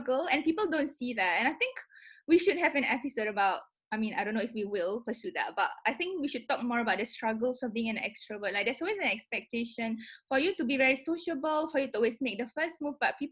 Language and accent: English; Singapore; moved away as an adult; now in London, United Kingdom; I'm also a Singaporean, but I'm not just a Singaporean, I'm a Singaporean Malay